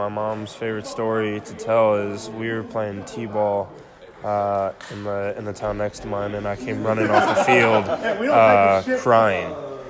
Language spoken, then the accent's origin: English; Illinois, United States; I mean, that'll definitely always be home. In the Midwest, if you've never been there, it's interesting.